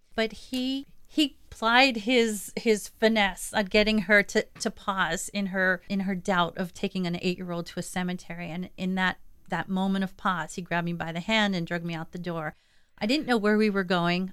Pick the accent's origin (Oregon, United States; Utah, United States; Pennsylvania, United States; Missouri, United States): Pennsylvania, United States; Delano; I was born and raised in Schuylkill County. I like to say I grew up in Delano, which is a suburb of Monterey City